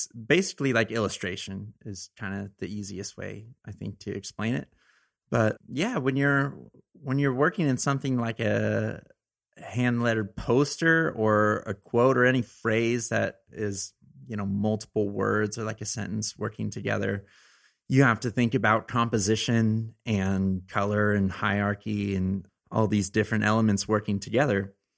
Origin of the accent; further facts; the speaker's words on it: Arroyo Grande, California, United States; Arroyo Grande, California. It's okay. Like, right by San Luis Obispo, which is a little bit north of Santa Barbara, the central coast of California, which is a great area to be a kid.